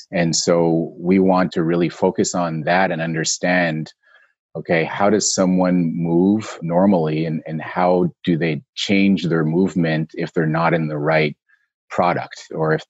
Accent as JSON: {"language": "English", "town": "Montreal", "region": "Quebec", "country": "Canada", "said": "I was in Canada. I'm from Montreal. So I was in Montreal at the time."}